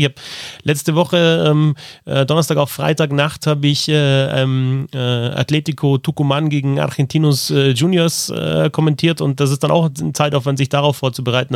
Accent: Hausham, Bavaria, Germany; in meiner Kindheit und Jugend auf dem Eisplatz in Haus, an diesem Ort

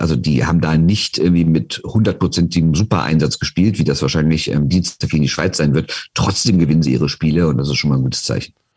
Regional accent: Rhineland, Germany; bei uns im Rheinland

